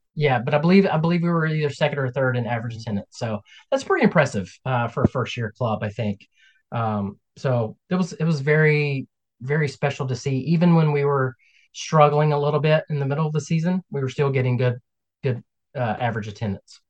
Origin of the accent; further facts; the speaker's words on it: Kannapolis, North Carolina, United States; also born or lived in Albemarle, North Carolina; I was born right outside of Charlotte, uh, a, a, town called Kannapolis. Um, and grew up there.